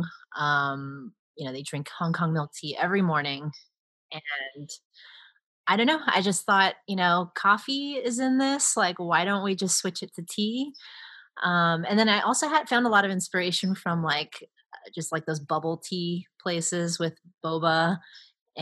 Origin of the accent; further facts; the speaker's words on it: Hacienda Heights, California, United States; I grew up specifically in Hacienda Heights and the San Gabriel Valley, which is a very Chinese populated community or suburb of Los Angeles